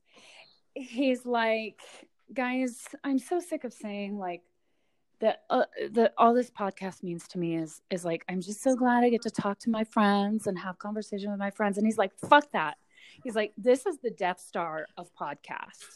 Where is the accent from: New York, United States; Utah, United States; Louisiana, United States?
Louisiana, United States; I'm 44. And I am from Louisiana.